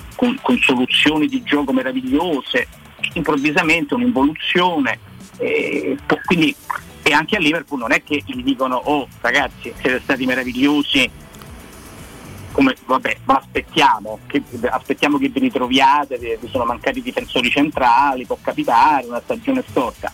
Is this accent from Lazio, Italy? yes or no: yes; Rome, Lazio, Italy; io sono cresciuto a San Giovanni